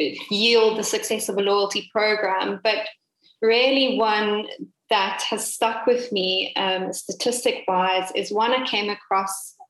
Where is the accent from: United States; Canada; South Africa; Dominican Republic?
South Africa; Cape Town, Western Cape; I am indeed from Cape Town.